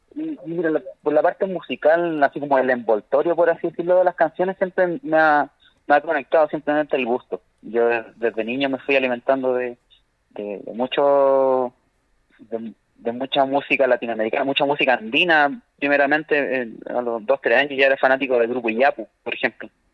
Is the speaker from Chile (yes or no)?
yes; Chile; como chilenos nos falta eh, querer mucho nuestra identidad